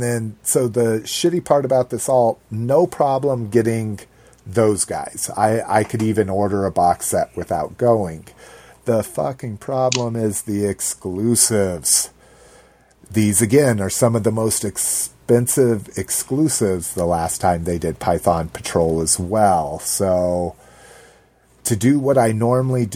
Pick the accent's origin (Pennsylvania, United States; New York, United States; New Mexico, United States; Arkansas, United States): New Mexico, United States; I grew up in New Mexico